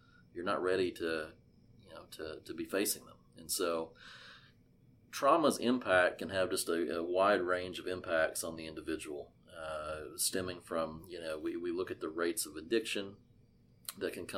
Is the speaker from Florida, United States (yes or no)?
no; Arkansas, United States; coming at you today from my home state and what I'm going to call God's country here in Arkansas